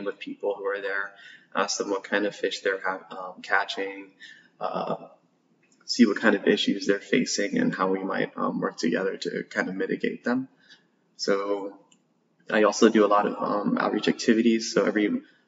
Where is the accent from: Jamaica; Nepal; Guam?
Guam; Born and raised in Guam.